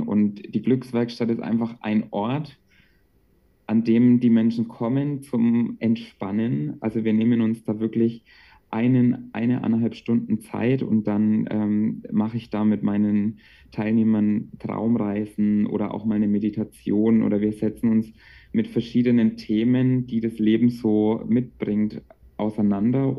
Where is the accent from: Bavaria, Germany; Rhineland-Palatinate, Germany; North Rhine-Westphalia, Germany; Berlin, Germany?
Bavaria, Germany; Bamberg; ich komme aus Bamberg und dort arbeite ich aktuell als Erzieher